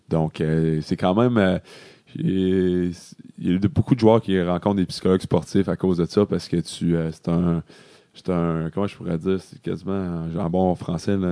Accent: Quebec, Canada; Mais en vrai, j'ai, j'ai pas le sang du, Québec, mais j'ai été élevé au Québec, donc c'est tout comme.

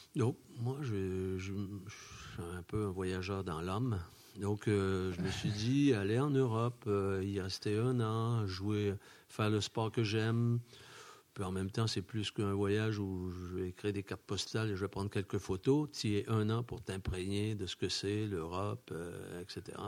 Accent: Quebec, Canada; moved away as an adult; also born or lived in Chamonix, France; now in France; je retournais chez moi au Québec

